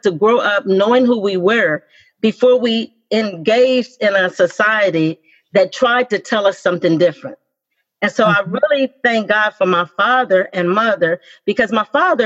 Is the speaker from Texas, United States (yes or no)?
yes; Amarillo, Texas, United States; growing up in Amarillo, Texas